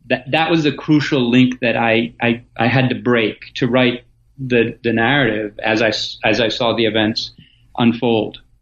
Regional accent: Athens, Attica, Greece; moved away as an adult; also born or lived in Michigan, United States; now in Ohio, United States; born in Athens, Greece, uh, in 1971 during the dictatorship. Um, my mother is American, my father is Greek, so I grew up bilingual in Athens

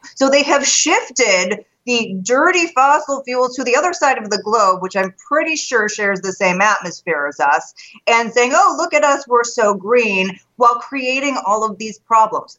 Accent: Chicago, Illinois, United States; I'm from Chicago, so we have the Bears and the Bulls.

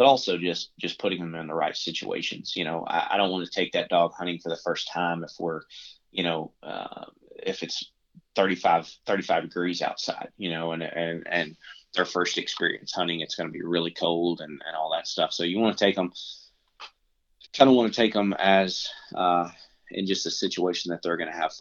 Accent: Arkansas, United States; now in Nashville, United States; growing up in Arkansas

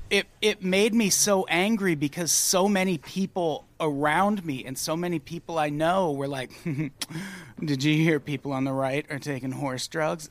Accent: Illinois, United States; as a youth growing up in Illinois

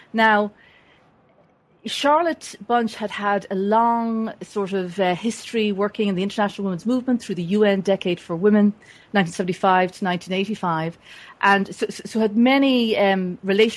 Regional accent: Dublin area, Leinster, Ireland; moved away as an adult; also born or lived in United States; I was born and raised in the Dublin area in Ireland.

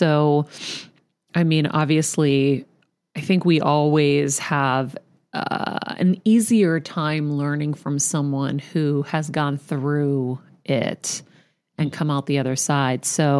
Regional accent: Martinez, California, United States; I was born in Martinez.

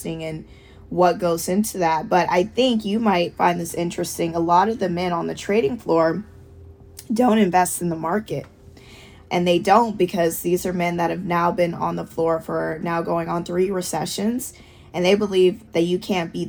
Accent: Georgia, United States; moved away as an adult; now in New York City, United States; Growing up in Georgia was amazing.

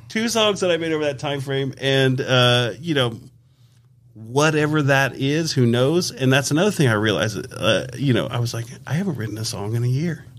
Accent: Las Vegas, Nevada, United States; when we grew up in Las Vegas

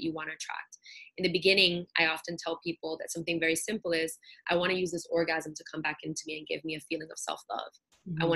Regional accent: New York City, New York, United States; I'm Puerto Rican, born and raised in Brooklyn

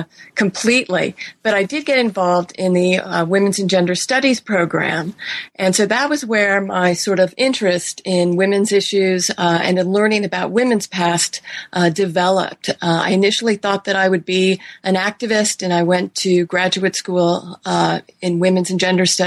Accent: California, United States; Sure. Well, I grew up in California

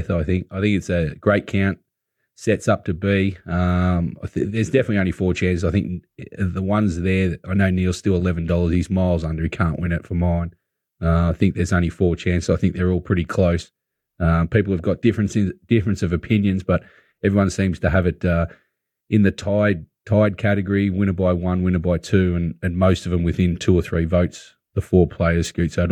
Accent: Australia; Well, I'm Australian.

